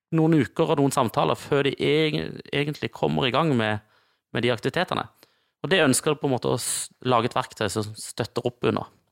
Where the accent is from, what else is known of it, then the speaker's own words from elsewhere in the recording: Kristiansand, Agder, Norway; Markens, der jeg kommer fra